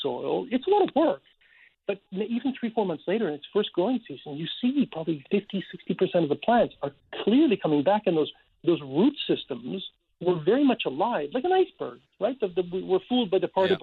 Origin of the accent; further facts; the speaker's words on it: Canada; as Canadian